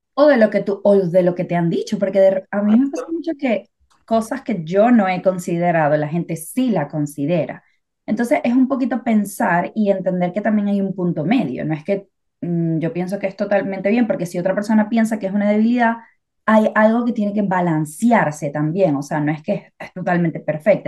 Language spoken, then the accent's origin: Spanish; Venezuela; now in England, United Kingdom; soy de Venezuela.